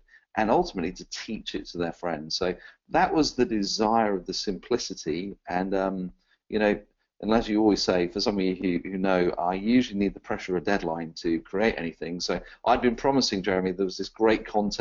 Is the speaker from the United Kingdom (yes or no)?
yes; England, United Kingdom; an Englishman